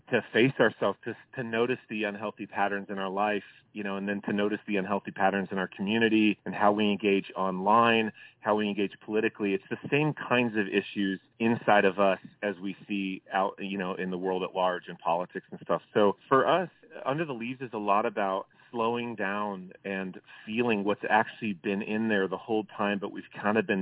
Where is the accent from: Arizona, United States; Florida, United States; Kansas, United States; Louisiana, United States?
Arizona, United States; Tucson; We're from Tucson, Arizona, and we went to the same high school